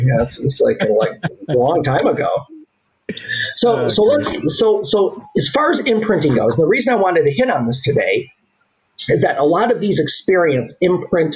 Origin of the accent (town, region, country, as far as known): Southgate, Michigan, United States; born or raised there